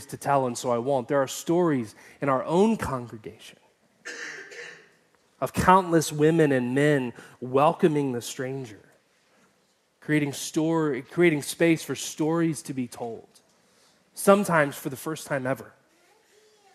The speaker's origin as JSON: {"language": "English", "town": "Atlanta", "region": "Georgia", "country": "United States", "tie": "born or raised there", "moved": "yes", "said": "Atlanta, which is my hometown"}